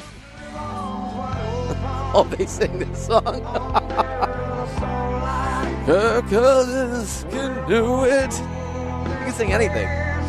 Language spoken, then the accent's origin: English; Iowa, United States; moved away as an adult; also born or lived in Missouri; When I went to the University of Missouri, I was from Iowa